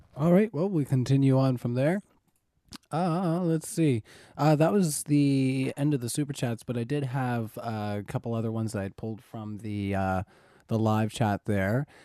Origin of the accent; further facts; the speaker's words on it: Canada; I'm Canadian